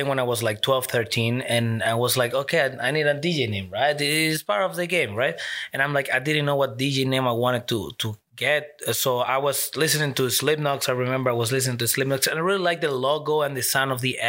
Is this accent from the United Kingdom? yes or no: no; Margarita Island, Nueva Esparta, Venezuela; accent: Latin; first language Spanish; English is a second language; moved away as an adult; also born or lived in Ottawa, Canada; now in Canada; Okay, I'm from Venezuela, specifically Margarita Island from the Caribbean. I lived there for 18 years, but I'm half Colombian. So I was raised as a Colombian in Venezuela, basically.